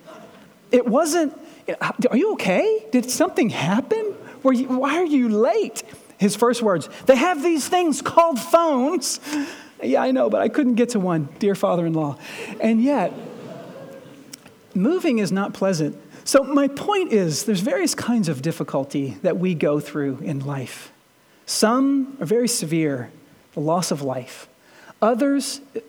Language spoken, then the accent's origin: English; Shepherdsville, Kentucky, United States; I'm from Shepherdsville